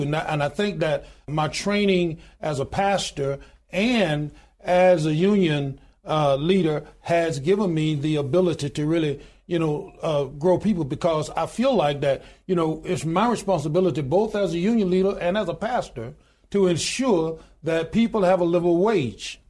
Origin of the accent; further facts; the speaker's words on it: Goodwater, Alabama, United States; born in a little small town in Goodwater, Alabama, population twelve hundred and ninety-two today